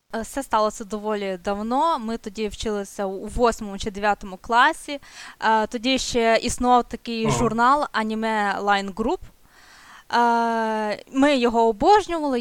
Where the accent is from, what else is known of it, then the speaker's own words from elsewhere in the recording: Chernivtsi, Chernivtsi Oblast, Ukraine; я з Чернівців